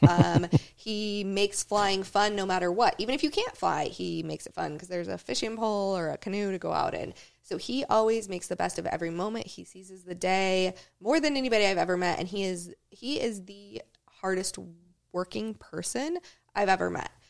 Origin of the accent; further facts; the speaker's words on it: Talkeetna, Alaska, United States; I grew up flying with him in Talkeetna, is where I was born.